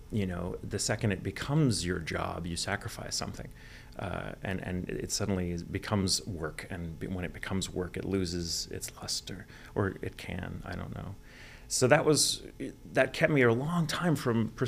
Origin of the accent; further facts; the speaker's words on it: Virginia, United States; born there; accent: Southern; I was born in {S255} Virginia.